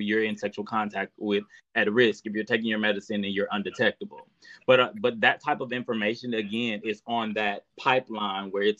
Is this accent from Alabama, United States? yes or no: yes; Alabama, United States; moved away; I go home. I'm from Alabama. I go home and I still have family members